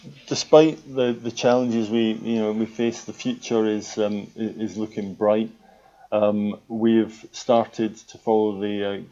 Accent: Falkirk, Scotland, United Kingdom; also born or lived in Glasgow / Edinburgh; I was born in Glasgow, raised in Falkirk, and I actually went to school in Edinburgh.

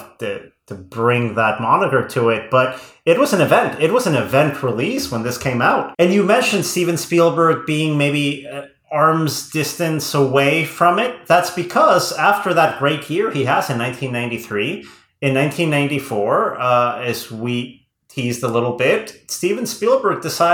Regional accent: Querétaro, Mexico; moved away; I was, at this point, living in Mexico. I remember seeing this on opening weekend at Cinepolis' first location in my hometown of Querétaro

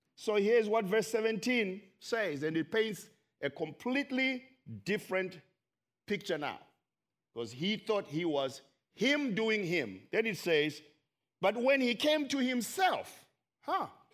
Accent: Zimbabwe; I am from Zimbabwe

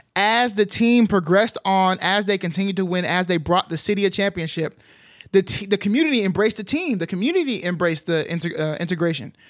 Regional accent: Arlington, Texas, United States; I grew up in Arlington, which, um, is, is pretty diverse

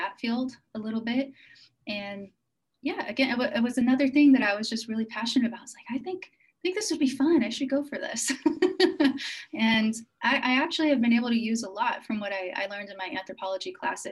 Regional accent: United States; I'm American

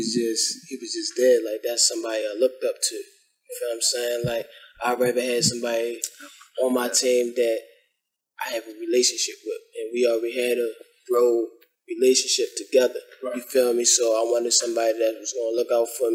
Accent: Baltimore, Maryland, United States; I'm from Baltimore. What's up? Park Heights, West Side.

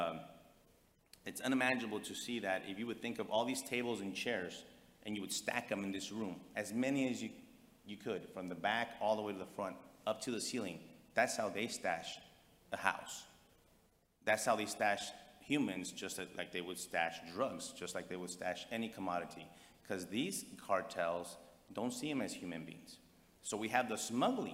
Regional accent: Texas, United States; I'm born and raised in Texas

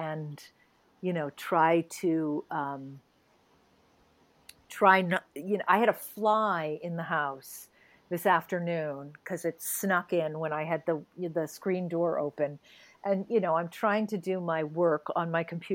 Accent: New England, United States; so I grew up in New England

